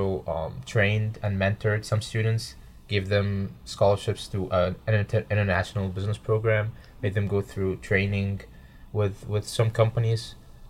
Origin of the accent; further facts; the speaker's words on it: Cairo, Cairo Governorate, Egypt; moved away as an adult; now in Lexington, United States; I'm a sophomore, and I study computer science and business at Debinel, and I'm from Cairo, Egypt